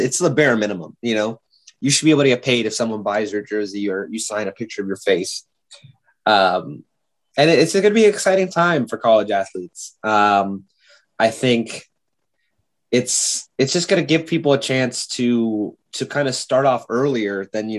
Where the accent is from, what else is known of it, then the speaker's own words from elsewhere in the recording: West Coast, United States; I grew up on the West Coast.